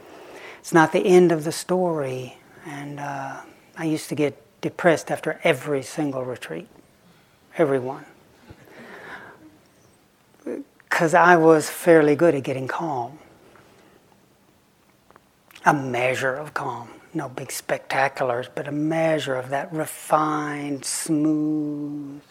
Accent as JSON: {"language": "English", "area": "Lake Chickamauga", "region": "Tennessee", "country": "United States", "tie": "born or raised there", "said": "when I was growing up on Lake Chickamauga"}